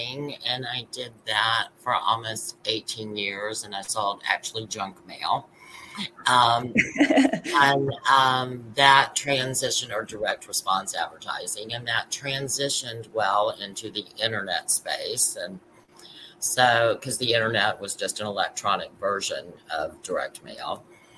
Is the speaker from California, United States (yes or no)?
no; Atlanta, Georgia, United States; I grew up in Atlanta, so and in Dunwoody area.